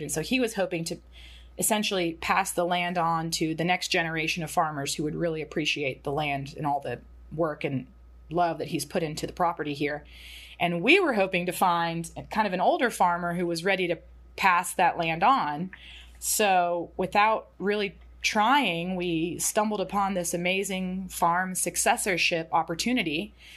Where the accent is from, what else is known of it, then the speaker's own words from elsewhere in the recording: Atlanta, Georgia, United States; Zach and I grew up in and around Atlanta